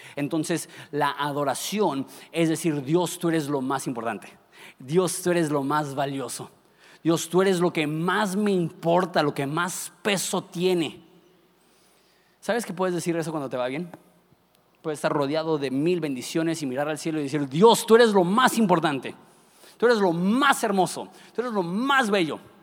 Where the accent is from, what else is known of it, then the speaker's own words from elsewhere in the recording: Ensenada, Baja California, Mexico; ¿de dónde eres? Digo, de Ensenada.